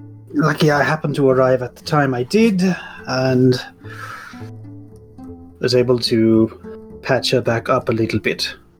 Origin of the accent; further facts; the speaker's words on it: Germany; moved away as an adult; now in United States; I have lived in America for about 20 years now, but I was born and raised in East Germany.